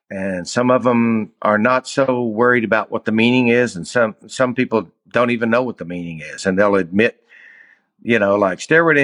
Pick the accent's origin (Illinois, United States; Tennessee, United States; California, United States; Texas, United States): Tennessee, United States; Bristol; I'm from Bristol, Tennessee, East Tennessee. Actually, I grew up in Bristol and outside of, like, kind of out in the county, a little bit, about 8 miles south of Bristol.